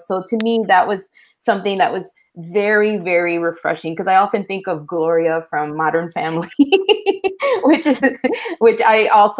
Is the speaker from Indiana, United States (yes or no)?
yes; Northwest Indiana, United States; first language Spanish; English is a second language; growing up in Northwest Indiana, where we spoke Spanish first. And then we didn't speak English until we went to school